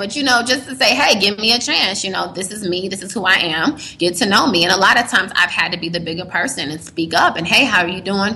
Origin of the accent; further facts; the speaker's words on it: United States; accent: American; moved away as an adult; now in Uganda; I have a strong American accent